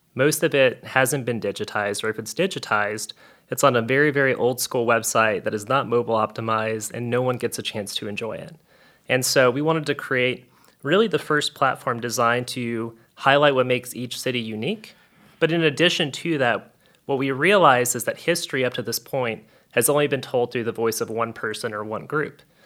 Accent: South Louisiana, United States; I'm from South Louisiana and I have a sassy Cajun grandma

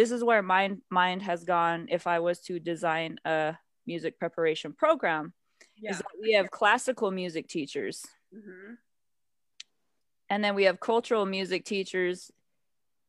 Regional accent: United States; I did grow up on a reservation

